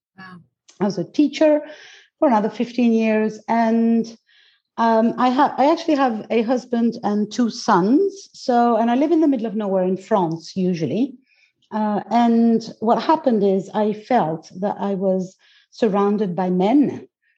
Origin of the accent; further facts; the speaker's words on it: Greece; English is a second language; I was born into it because I'm Greek. Mm-hmm. So I was born in Greece